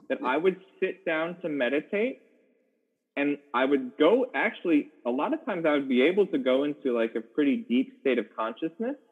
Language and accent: English; Chicago, Illinois, United States; moved away as an adult; also born or lived in Los Angeles; was originally born in Chicago, Illinois.